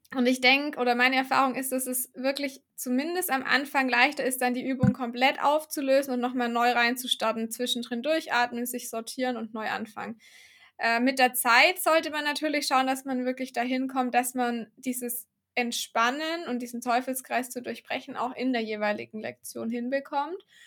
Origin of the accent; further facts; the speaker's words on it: Baden-Württemberg, Germany; ich komme ja aus dem Süden von Deutschland, aus Baden-Württemberg